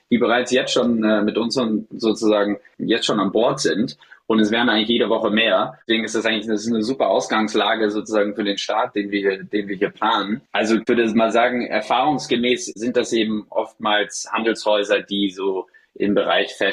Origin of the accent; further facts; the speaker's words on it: Hesse, Germany; ich komme ursprünglich aus dem Rheingau, aus der Nähe von Frankfurt. Und da ist der Weinbau extrem groß.